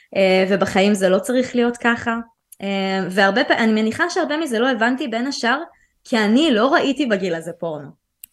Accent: Central District, Israel; also born or lived in Tel Aviv / Ramat HaSharon; אני גדלתי בעיקר באזור המרכז, שזה היה באותו זמן תל אביב ואחרי זה רמת השרון

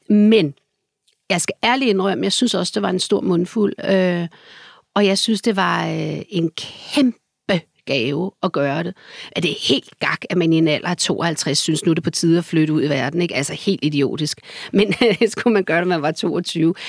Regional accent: Copenhagen, Capital Region of Denmark, Denmark; i kartoffelrækkerne, hvor jeg voksede op der, øh, som barn

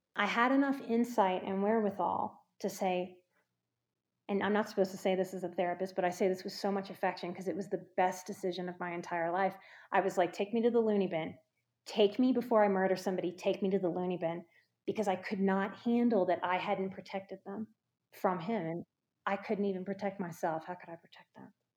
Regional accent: New Orleans, Louisiana, United States; I'm from New Orleans

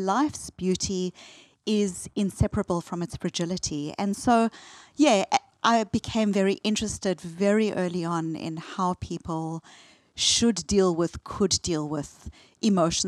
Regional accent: South Africa; I grew up in apartheid South Africa, and while I was a white South

